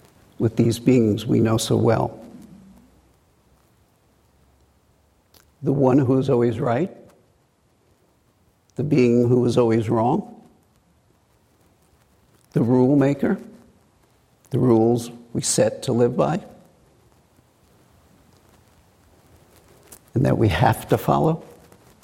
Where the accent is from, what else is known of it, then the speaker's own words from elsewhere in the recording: New York City, New York, United States; accent: Brooklyn; moved away; growing up in Brooklyn in a blue-collar to middle-class area